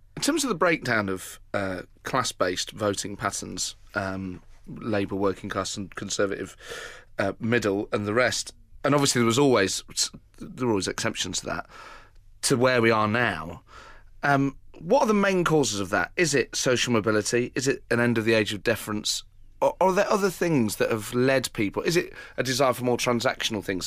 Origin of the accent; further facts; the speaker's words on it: Nottingham, East Midlands, United Kingdom; I'm from Nottingham